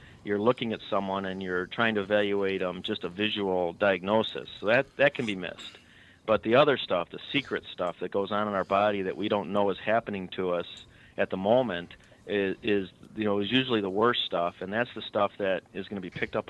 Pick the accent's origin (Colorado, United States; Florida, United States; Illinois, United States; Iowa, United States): Illinois, United States; Chicago; I'm from Chicago. There's a thing called a blanket party in Chicago where you don't like someone, you throw a blanket over them, everybody hits them with sticks and stuff.